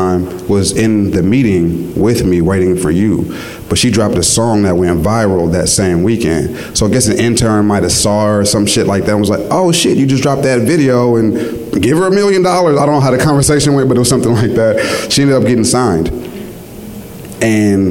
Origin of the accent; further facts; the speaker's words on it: Richmond, California, United States; I'm from Richmond